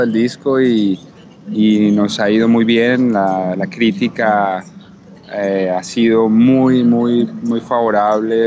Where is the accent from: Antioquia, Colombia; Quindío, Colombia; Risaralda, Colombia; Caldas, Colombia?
Risaralda, Colombia; Pereira; siendo un artista colombiano, latino, distinto